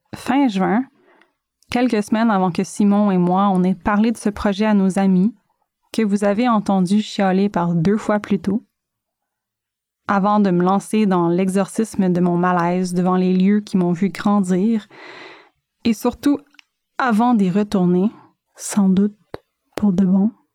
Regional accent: Gatineau, Quebec, Canada; moved away as an adult; now in Montreal, Canada; J'ai quitté Gatineau d'abord pour l'université, pour poursuivre des études loin du record enveloppant de mes parents

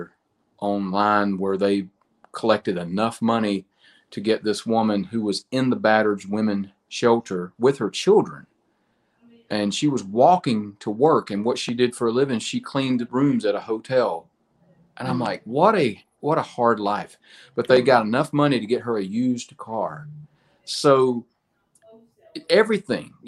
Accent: United States; it was a little small country church in my hometown. And, you know, in small town America

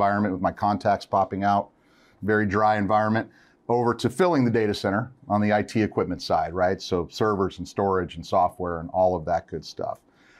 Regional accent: California, United States; So I'm a California boy, born and bred.

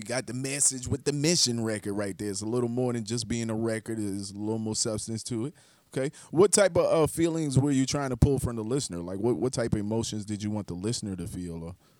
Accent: Charleston, South Carolina, United States; I'm from Charleston, South Carolina originally

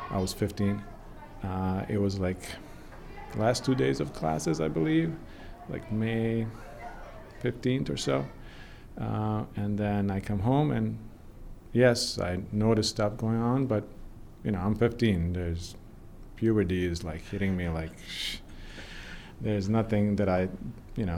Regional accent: Banja Luka, Republika Srpska, Bosnia & Herzegovina; now in Vermont, United States; I was born and raised in Banja Luka, Bosnia, which is a northwest part of our country.

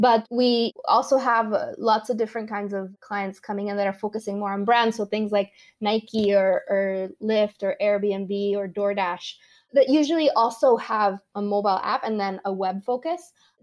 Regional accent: Caracas, Capital District, Venezuela; moved away as an adult; I was born and grew up in Venezuela until I was 18

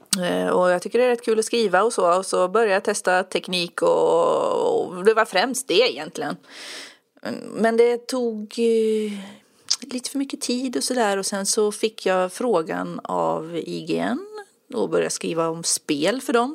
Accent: Enköping, Uppsala County, Sweden; also born or lived in Västmanland / Södermanland; now in Eskilstuna, Sweden; Jag mm. föddes i Uppland och utanför Enköping och sen har jag bott i Västmanland en massa år och nu mm. bor jag i Södermanland

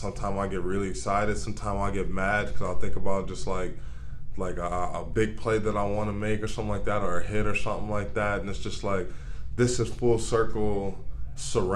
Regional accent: Arizona, United States; moved away as an adult; also born or lived in Nebraska; now in Youngstown, United States; I'm a kid from the West Coast. I lived in Atlanta, Arizona my whole life

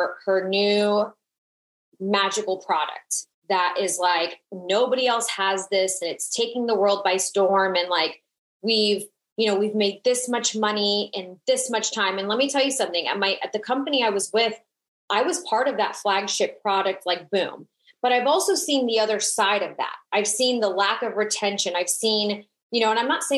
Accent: South Florida, United States; I'm Latina. I'm from South Florida

